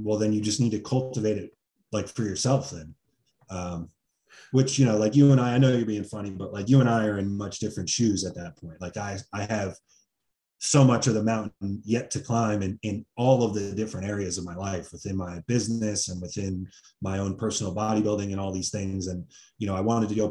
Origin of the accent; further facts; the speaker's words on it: New Jersey, United States; moved away as an adult; I grew up in Jersey